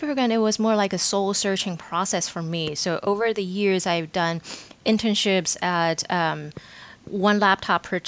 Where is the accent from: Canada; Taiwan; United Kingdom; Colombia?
Taiwan; moved away as an adult; also born or lived in Pittsburgh; I was born and raised in Taiwan, and I finished college in Taiwan as well